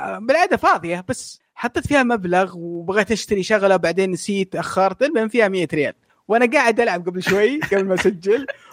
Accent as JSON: {"language": "Arabic", "country": "Saudi Arabia", "said": "عندنا في السعوديه"}